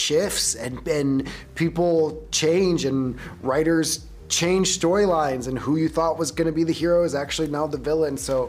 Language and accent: English; Midwest, United States; moved away; that may just be my Midwest talking.